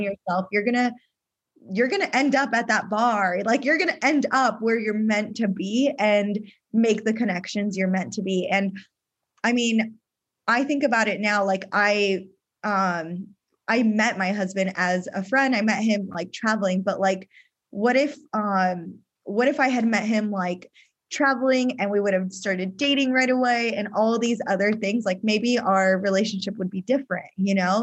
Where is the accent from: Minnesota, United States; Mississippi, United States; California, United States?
California, United States; San Diego; moved away as an adult; also born or lived in Australia; we recently moved back to San Diego, which is my hometown